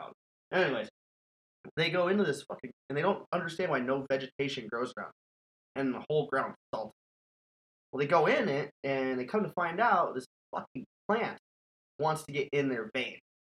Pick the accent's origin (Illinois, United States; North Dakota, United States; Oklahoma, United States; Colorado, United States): North Dakota, United States; moved away; I can't even get my Canadian accent. I've been out of North Dakota for too long.